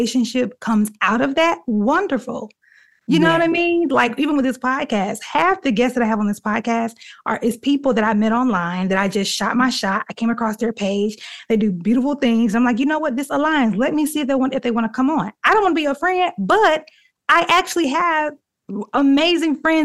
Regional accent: Dothan, Alabama, United States; my hometown, Dothan, Alabama.

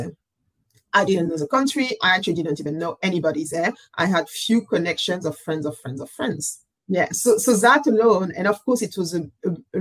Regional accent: Paris, Île-de-France, France; moved away as an adult; also born or lived in Burkina Faso; now in New York, United States; I was born in Paris and I grew up in France, and where I gained most of my education

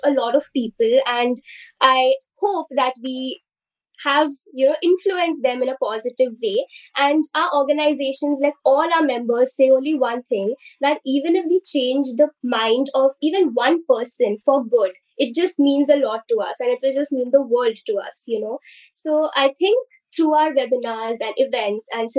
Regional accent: India; I'm from India, and in the Indian society

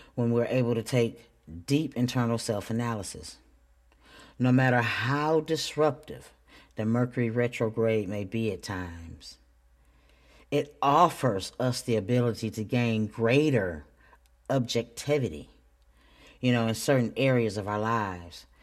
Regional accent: Flint, Michigan, United States; I'm still from Flint. I'm from Flint, Michigan

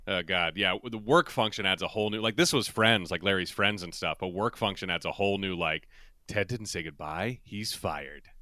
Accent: Ireland; as an Irish person

